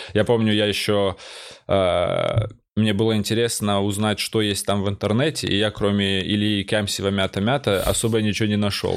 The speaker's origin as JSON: {"language": "Russian", "region": "North Ossetia–Alania", "country": "Russia", "also_born_or_lived": "Georgia", "moved": "as an adult", "lives_now": "Moscow, Russia", "said": "я грузин, который живет в Осетии"}